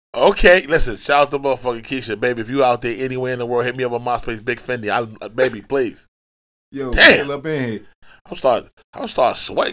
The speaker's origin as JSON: {"language": "English", "town": "New York City", "region": "New York", "country": "United States", "said": "I'm from Brooklyn"}